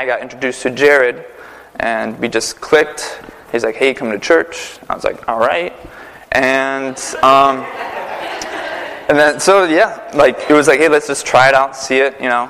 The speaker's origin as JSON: {"language": "English", "town": "Prentice", "region": "Wisconsin", "country": "United States", "also_born_or_lived": "New York City / Connecticut", "moved": "as an adult", "lives_now": "Naugatuck, United States", "said": "I'm from Prentice, Wisconsin. It's a small town of 86 people"}